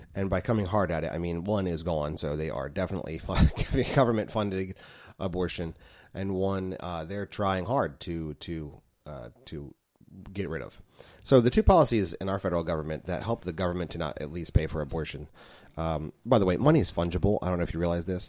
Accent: United States; as an American myself here as a taxpaying citizen

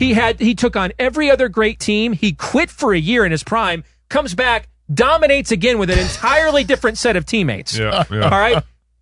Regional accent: Michigan, United States; And I was growing up in Michigan at that time.

